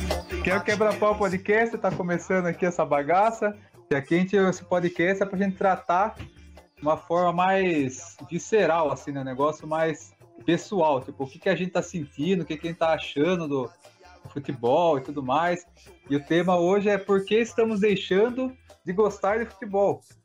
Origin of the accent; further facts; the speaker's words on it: Sorocaba, São Paulo, Brazil; aqui na nossa cidade, a gente é de Sorocaba